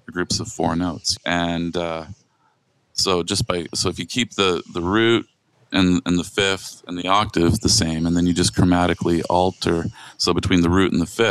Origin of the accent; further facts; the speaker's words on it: Bothell, Washington, United States; I grew up in Bothell too